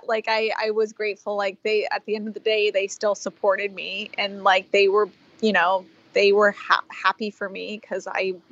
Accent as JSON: {"language": "English", "region": "Florida", "country": "United States", "tie": "born or raised there", "also_born_or_lived": "Bahamas", "moved": "as an adult", "lives_now": "Los Angeles, United States", "said": "I grew up in Florida."}